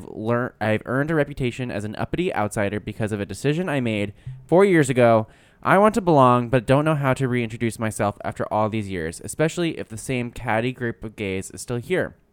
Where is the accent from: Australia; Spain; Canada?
Canada; Montreal, Quebec; moved away as an adult; now in United States; I'm actually from Montreal, and when I moved here, I realized